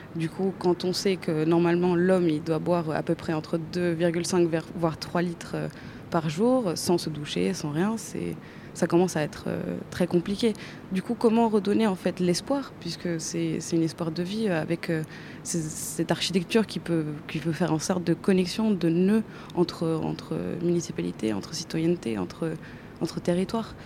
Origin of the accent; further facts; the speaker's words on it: Chile; moved away as an adult; now in France; J'ai grandi au Chili